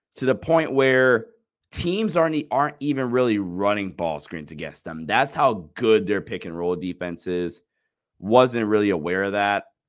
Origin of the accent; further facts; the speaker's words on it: Ohio, United States; I'm from Ohio